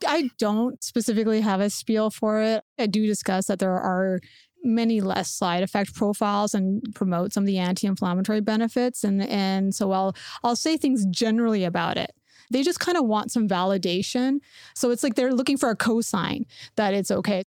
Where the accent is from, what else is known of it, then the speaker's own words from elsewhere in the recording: Canada; growing up in Canada